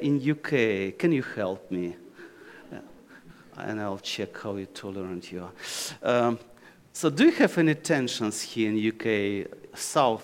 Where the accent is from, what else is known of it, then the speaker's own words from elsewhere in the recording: Ukraine; English is a second language; Oh, Ukraine